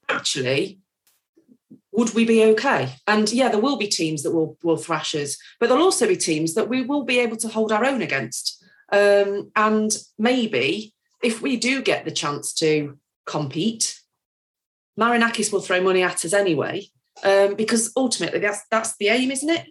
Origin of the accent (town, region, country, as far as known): Nottingham, East Midlands, United Kingdom